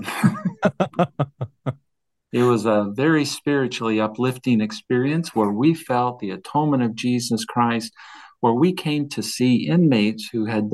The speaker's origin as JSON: {"language": "English", "area": "Salt Lake County", "region": "Utah", "country": "United States", "tie": "born or raised there", "said": "I was born and raised in Salt Lake County, lived here my entire life, other than 2 years to a mission to Manitoba, Canada"}